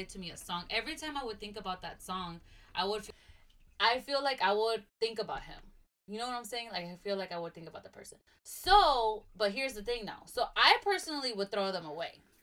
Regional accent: Nashville, Tennessee, United States; also born or lived in Kankakee, Illinois; I was also raised here I was raised in Nashville

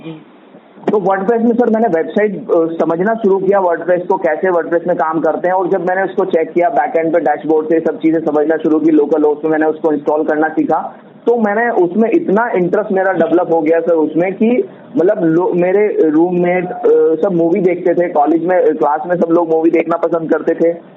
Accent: Haridwar, Uttarakhand, India; मैं हरिद्वार सिटी से हूँ और वहाँ पर मैं बिजनेस रन कर रहा हूँ

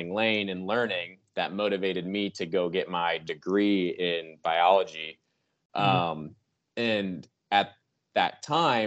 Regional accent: just south of Chicago, Illinois, United States; now in Texas, United States; I actually grew up just south of Chicago

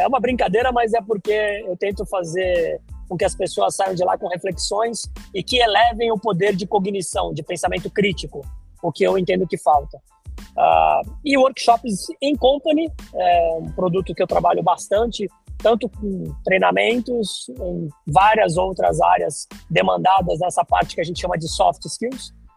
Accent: Santos, São Paulo, Brazil; moved away as an adult; Eu sou de Santos, originário de Santos, eu nasci em Santos. Fiquei lá até 2004

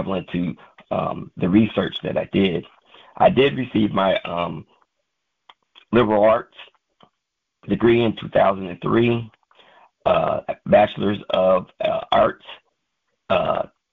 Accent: Michigan, United States; moved away as an adult; also born or lived in California; I was born and raised in Michigan until the age of about 18 years old.

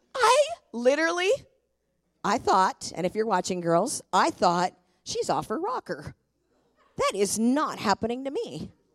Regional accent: Tacoma, Washington, United States; I was born and raised in Tacoma

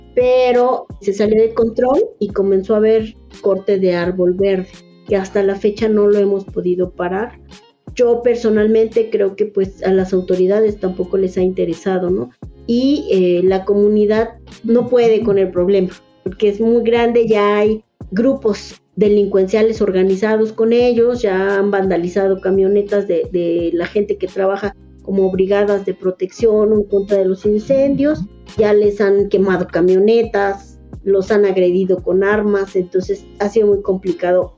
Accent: Mexico City, Mexico; yo soy originaria de Milpalta, soy hija de comunero y pues desde que era niña he estado viviendo los procesos de defensa de la comunidad

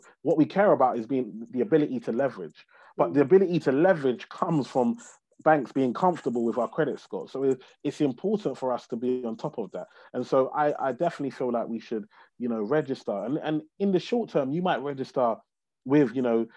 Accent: London, United Kingdom; I grew up in a place called Tower Hamlets in East London, on a council estate, to Nigerian immigrant parents

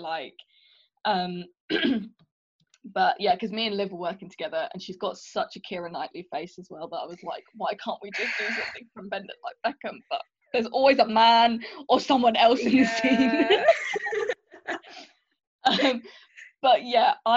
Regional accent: March, East of England, United Kingdom; we grew up in March and I didn't really think of myself as Indian when I was growing up

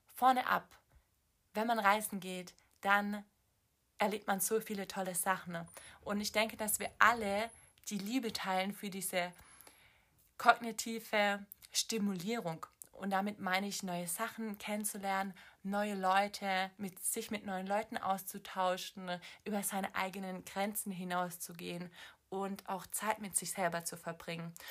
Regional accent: Swabia, Baden-Württemberg, Germany; moved away; Ich komme aus dem Schwabenland, deswegen sage ich schwätzen

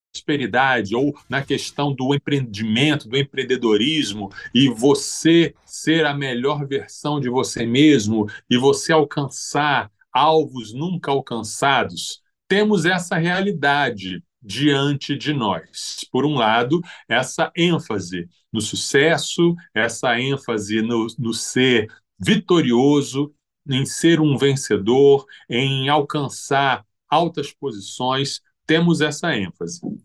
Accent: Brazil; nós somos um país originalmente é uma, um país de formação católica, desde que os portugueses chegaram aqui

